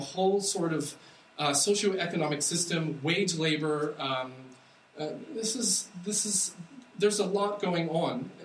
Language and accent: English; United States; I'm American